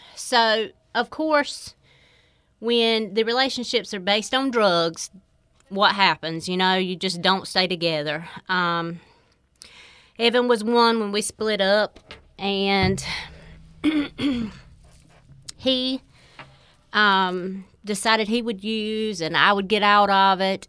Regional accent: Four Oaks, North Carolina, United States; I grew up in Four Oaks

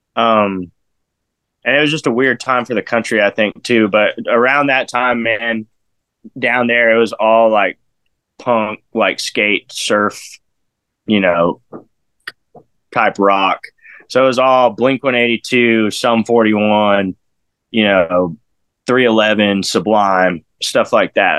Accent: Odessa, Texas, United States; also born or lived in Harlingen, Texas / Orange County, California; I moved to Odessa, West Texas, where I'm I claim to be from. I've lived there for like 22 years

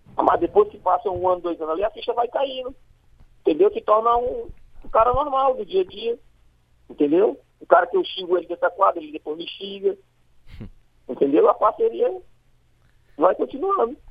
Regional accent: Fortaleza, Ceará, Brazil; Sou, sou do Jardim Violeta aqui do Barroso, aqui, próximo ao campo do Remo

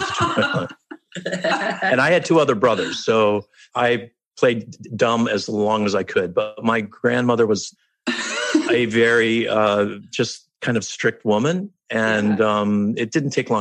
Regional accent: Chicago suburbs, Illinois, United States; moved away as an adult; also born or lived in Ohio; I was born in Ohio, but I grew up in the Chicago suburbs

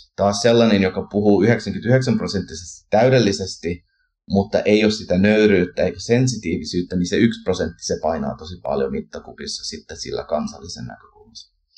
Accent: Canada; now in Finland; kun kasvoin Kanadassa suomalaisperheessä ja kävin siirtolaisseurakunnassa

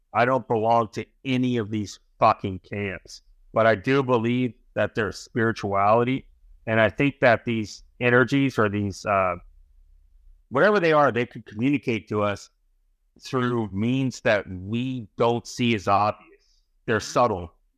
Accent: San Francisco, California, United States; moved away as an adult; also born or lived in New York; I was born in California, I ended up in New York

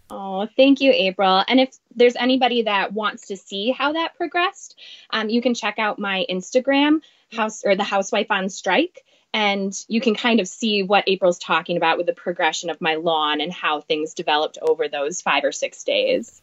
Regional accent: Wisconsin, United States; moved away as an adult; now in Minneapolis, United States; I grew up in Wisconsin, moved to Minneapolis about 10 years ago.

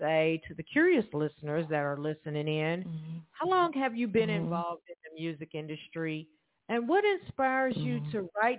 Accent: Evansville, Indiana, United States; I'm calling from Evansville, Indiana. This is my hometown.

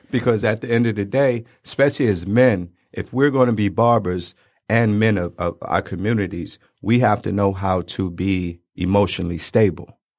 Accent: Detroit, Michigan, United States; also born or lived in Brooklyn, New York; we moved out here and I went to school out here, went to barber school out here. So, three one three seven mile.

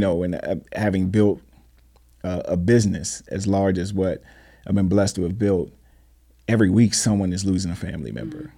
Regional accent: Washington, District of Columbia, United States; I'm from D C

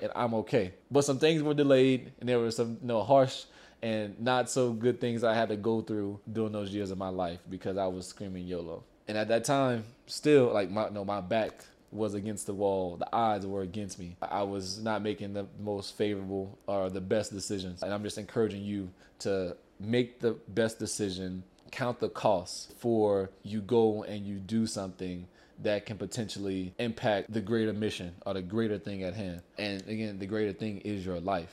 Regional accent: Louisiana, United States; now in El Paso, United States; I'm from Louisiana

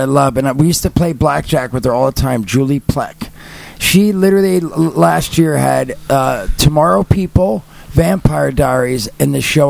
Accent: New Jersey, United States; I'm from Jersey

